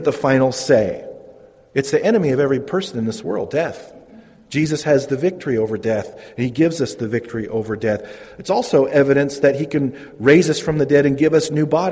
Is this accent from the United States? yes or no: yes; Modesto, California, United States; I'm from Modesto. I grew up in Modesto, not really a small town.